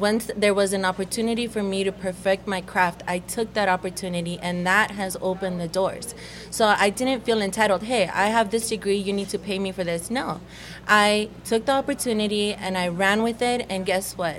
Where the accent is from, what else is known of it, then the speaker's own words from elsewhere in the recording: United States; English is a second language; also born or lived in El Salvador; I came back, didn't know the language